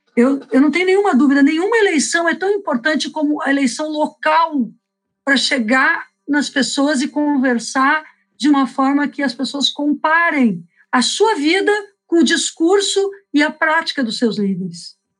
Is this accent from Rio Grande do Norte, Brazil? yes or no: no; Porto Alegre, Rio Grande do Sul, Brazil